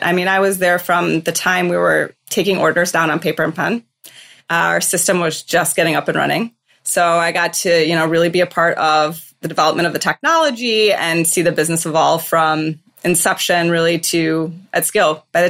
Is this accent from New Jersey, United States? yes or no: no; just outside of Detroit, Michigan, United States; moved away as an adult; also born or lived in Chicago / San Francisco area; now in San Francisco, United States; I grew up just outside of Detroit. I'm a Michigan State Spartan.